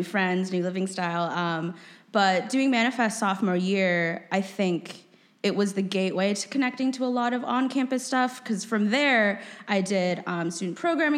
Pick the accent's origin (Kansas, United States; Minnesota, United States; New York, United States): Minnesota, United States; moved away; I grew up in Minnesota, which is super cool, but not obviously compared to Chicago